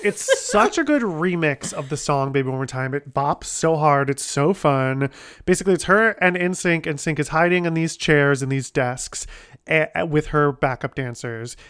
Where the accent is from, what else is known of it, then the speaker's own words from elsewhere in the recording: Ohio, United States; my hometown in Ohio.